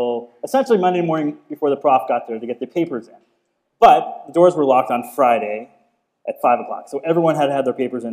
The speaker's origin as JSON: {"language": "English", "area": "Cape Breton", "region": "Nova Scotia", "country": "Canada", "said": "we're both from Cape Breton"}